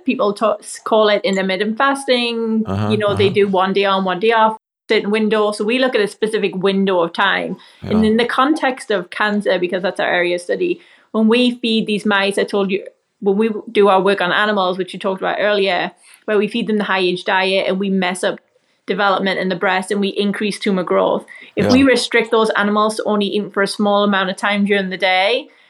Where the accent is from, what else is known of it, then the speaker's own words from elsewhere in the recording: England, United Kingdom; So I love Indian food, as all English people do.